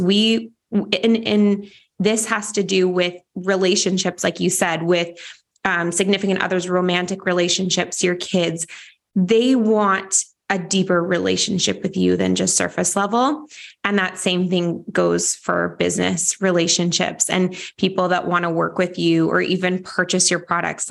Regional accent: Vancouver, British Columbia, Canada; my hometown of Vancouver, Canada

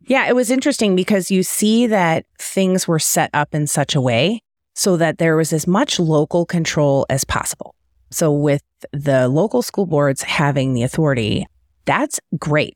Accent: Detroit, Michigan, United States; also born or lived in Cleveland / Kansas City Metro; now in Kansas City, United States; I'm from the Detroit area originally

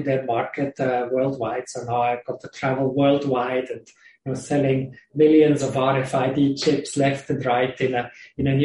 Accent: Switzerland; English is a second language; moved away as an adult; also born or lived in Australia; I grew up in Switzerland originally, in a village in the mountains.

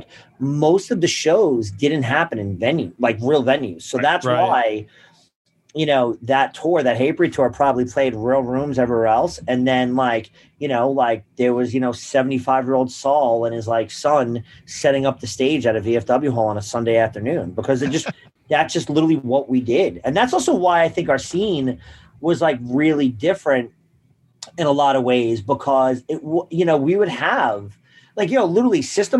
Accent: Long Island, New York, United States; also born or lived in Queens, New York; I was born in Queens and I moved to Long Island.

